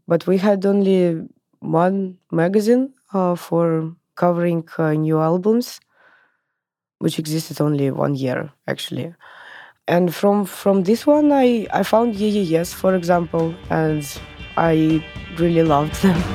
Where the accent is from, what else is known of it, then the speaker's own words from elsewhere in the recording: Moscow, Russia; I was born in in Moscow, in Russia in nineties